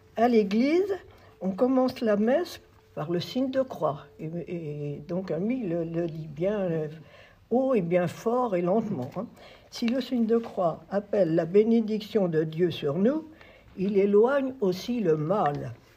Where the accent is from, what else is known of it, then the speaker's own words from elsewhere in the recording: Auvers-sous-Montfaucon, Pays de la Loire, France; also born or lived in Voutré; Je suis née à Auvers-sous-Montfaucon. C'est dans le canton de Loué. Donc, c'est pas bien loin. donc, je suis sartoise